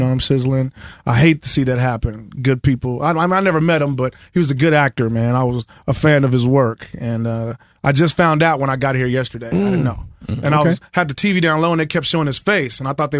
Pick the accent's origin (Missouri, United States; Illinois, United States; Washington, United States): Missouri, United States; Kansas City; I'm from Kansas City